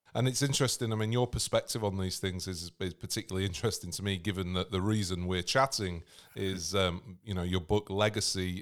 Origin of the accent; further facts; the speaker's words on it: England, United Kingdom; moved away; I'm English myself, but living on the other side of the world